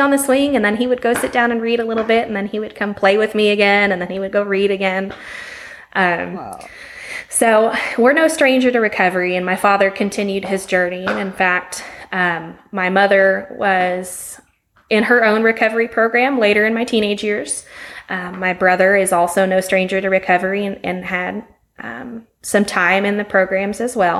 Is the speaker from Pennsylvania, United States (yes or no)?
no; Las Vegas, Nevada, United States; moved away as an adult; now in Stephenville, Texas, United States; I was in Las Vegas. I was raised in Las Vegas, Nevada.